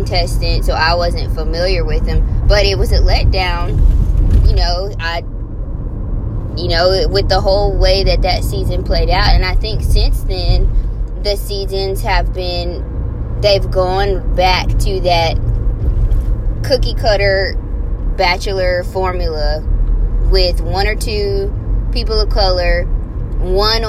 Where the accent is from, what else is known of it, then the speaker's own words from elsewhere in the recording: Louisiana, United States; I'm from Louisiana